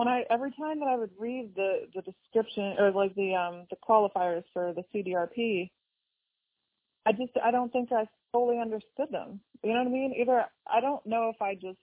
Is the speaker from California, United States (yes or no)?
no; Pennsylvania, United States; I'm from Pennsylvania